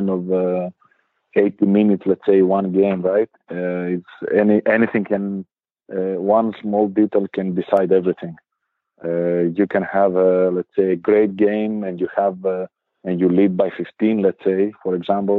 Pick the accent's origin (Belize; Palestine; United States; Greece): Greece; Thessaloniki, Central Macedonia; English is a second language; moved away as an adult; now in Bamberg, Germany; from my hometown, from Thessaloniki